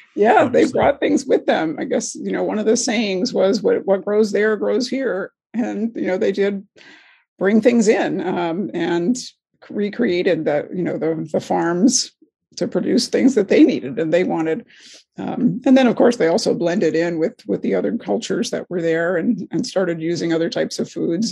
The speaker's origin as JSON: {"language": "English", "region": "Hawaii", "country": "United States", "tie": "born or raised there", "said": "my hometown in hawaii"}